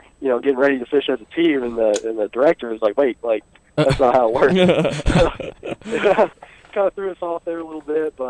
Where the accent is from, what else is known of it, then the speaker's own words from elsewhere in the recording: Fishers, Indiana, United States; I'm from Fishers, Indiana.